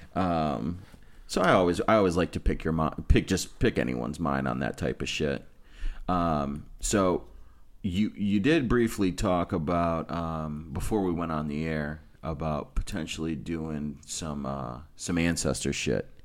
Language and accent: English; Amherst, United States; also born or lived in West Side; growing up in Amherst and watching the opiate epidemic just run through that fucking city like a train